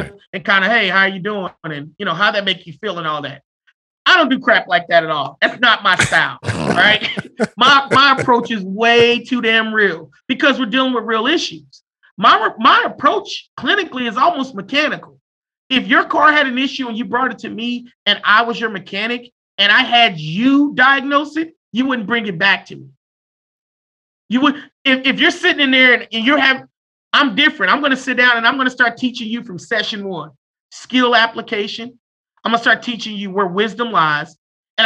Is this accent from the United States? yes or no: yes; United States; Every one of us, we're American